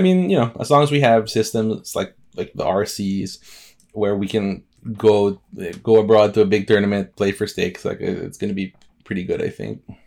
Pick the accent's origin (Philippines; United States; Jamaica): Philippines; I'm from the Philippines